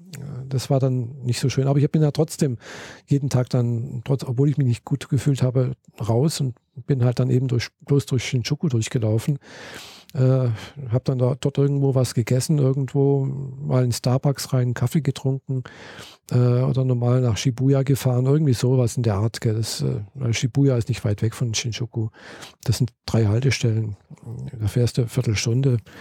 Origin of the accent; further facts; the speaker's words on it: Germany; ich bin Deutsche, habe meinen Pass hingezeigt